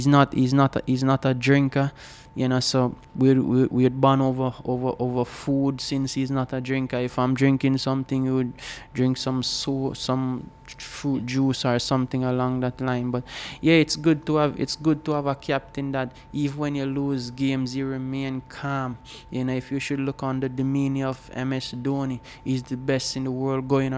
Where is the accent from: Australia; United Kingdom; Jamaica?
Jamaica; Old Harbour, Saint Catherine; I am from Old Harbour, a small village called Bannister, where small entrepreneurship is the way to go